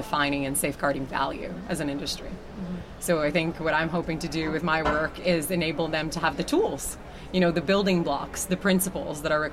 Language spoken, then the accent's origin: English; Brazil; moved away; I'm from Brazil originally